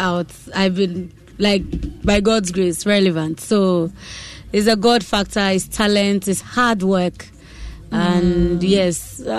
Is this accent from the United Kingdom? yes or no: no; Nigeria; moved away as an adult; now in Ghana; What's the story? I mean, Miti Nigeria. I grew up there.